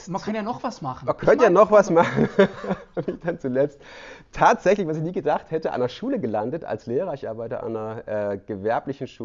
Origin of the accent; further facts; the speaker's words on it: Baden-Württemberg, Germany; Ich komme aus dem Südschwarzwald und ja, das ist noch so ein bisschen ländlicher